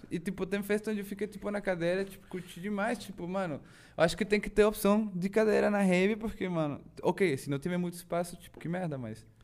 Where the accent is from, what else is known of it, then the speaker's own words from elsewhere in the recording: Chihuahua, Mexico; Portuguese is a second language; moved away as an adult; also born or lived in São Paulo, Brazil / Belo Horizonte, Brazil; now in France; lá na minha cidade, Chihuahua